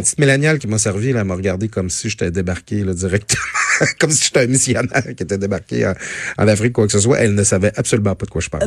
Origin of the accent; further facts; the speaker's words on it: Métabetchouan-Lac-à-la-Croix, Quebec, Canada; étant natif de Métabetchouan, je me, je me trouve souvent dans la belle ville de Saguenay. Je, le dis pas souvent que je viens du Lac-Saint-Jean